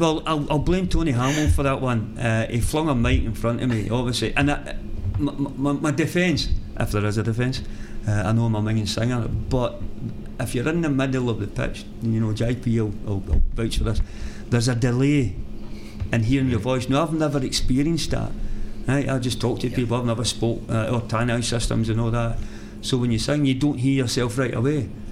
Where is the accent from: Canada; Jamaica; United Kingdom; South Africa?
United Kingdom; Glasgow, Scotland; the wee village, which is right at the edge of Glasgow